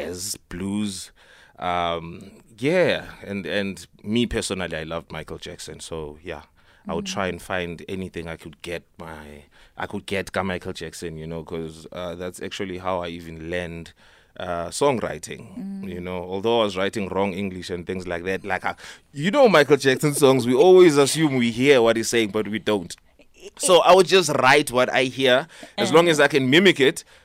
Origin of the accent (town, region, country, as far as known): Johannesburg, Gauteng, South Africa; born or raised there; also born or lived in Nelspruit, Mpumalanga / Eastern Cape